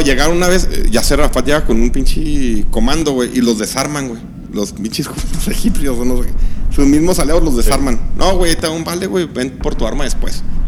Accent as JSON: {"language": "Spanish", "country": "Mexico", "said": "A nosotros como mexicanos"}